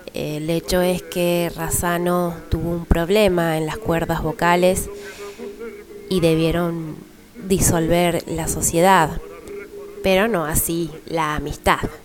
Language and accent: Spanish; Buenos Aires, Argentina; nuestra cultura como argentinos y sobre todo porteños